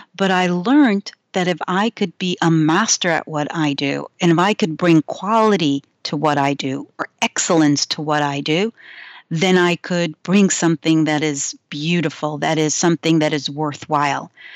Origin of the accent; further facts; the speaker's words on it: New York, United States; I grew up in New York